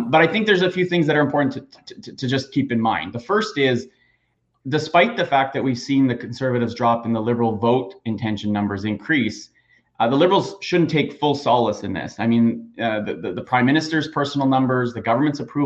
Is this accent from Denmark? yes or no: no; York Region, Ontario, Canada; Brampton, where I grew up in York region.